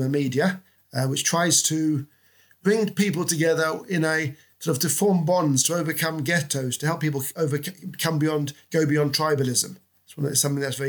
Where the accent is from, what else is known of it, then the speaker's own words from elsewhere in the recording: London, United Kingdom; moved away as an adult; also born or lived in Spain / Rome / Portugal / France; now in Oxford, United Kingdom; I was born and brought up in London.